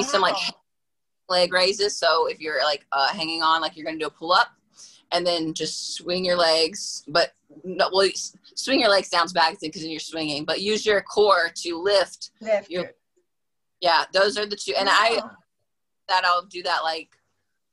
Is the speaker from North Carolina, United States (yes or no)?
yes; Durham, North Carolina, United States; I'm from North Carolina, Durham, North Carolina.